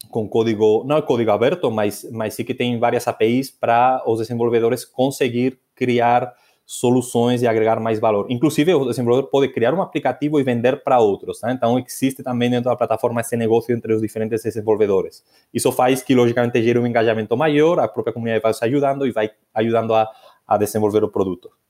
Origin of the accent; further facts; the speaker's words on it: Asturias, Spain; moved away; na minha terra, na, nas Astúrias